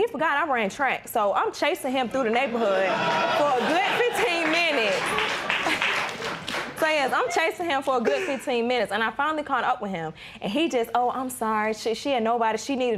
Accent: New York, United States; moved away; I'm from New York.

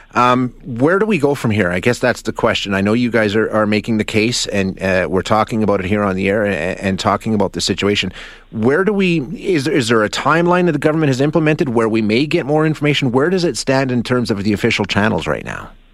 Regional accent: Canada; as a Canadian

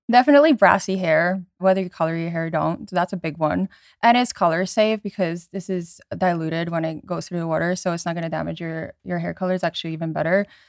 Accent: around New York, United States; I grew up around New York

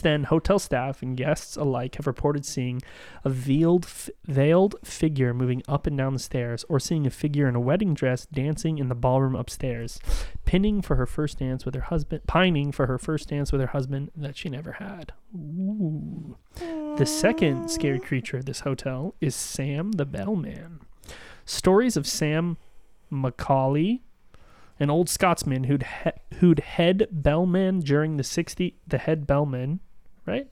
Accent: Canada; we're Canadian

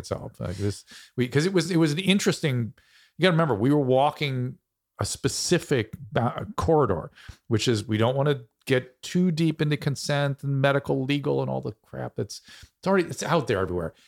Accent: United States; I'm American

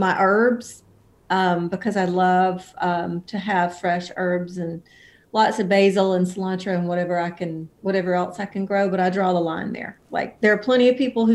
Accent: about 90 miles north of Mobile, Alabama, United States; moved away as an adult; also born or lived in Nashville, Tennessee; I was born in Mobile, Alabama, and I grew up about 90 miles north of there and around

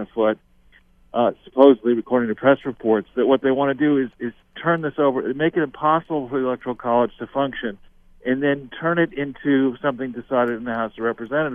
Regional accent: Los Angeles, California, United States; I was born in Los Angeles

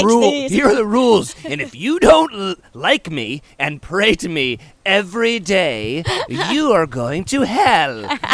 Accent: Carmel, California, United States; we live in California. I'm from Carmel.

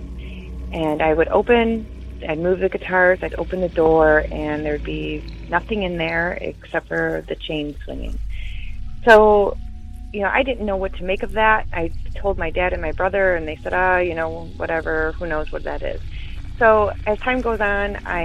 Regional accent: Detroit, Michigan, United States; I am from Detroit, Michigan area

